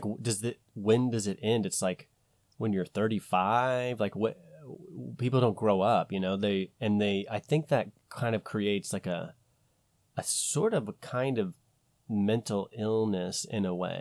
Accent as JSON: {"language": "English", "country": "United States", "said": "we're American"}